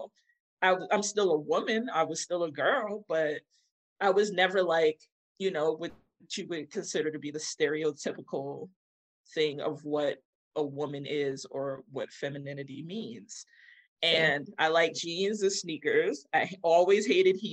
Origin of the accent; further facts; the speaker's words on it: New York City, New York, United States; also born or lived in Bronx / Long Island; I was born in Queens.